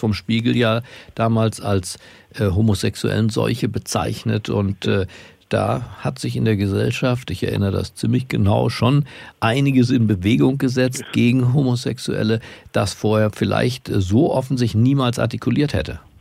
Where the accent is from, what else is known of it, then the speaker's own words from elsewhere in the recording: Germany; in unserer Identität als Deutsche